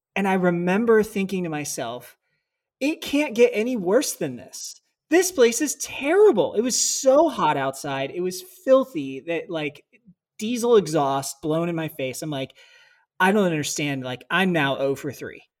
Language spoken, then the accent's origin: English; United States; moved away as an adult; growing up in America